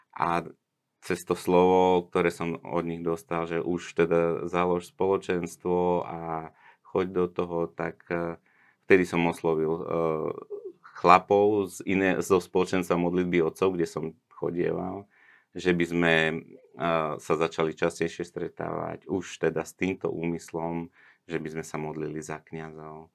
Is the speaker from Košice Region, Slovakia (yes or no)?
no; Bratislava, Bratislava Region, Slovakia; ja som vyrastal v meste v Bratislave